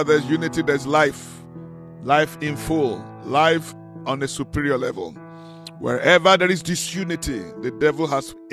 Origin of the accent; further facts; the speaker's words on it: Nigeria; now in South Africa; I come from Nigeria originally.